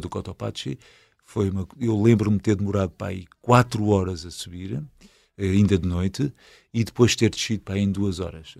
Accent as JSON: {"language": "Portuguese", "town": "Alverca do Ribatejo", "region": "Lisbon", "country": "Portugal", "said": "sou de Alverca"}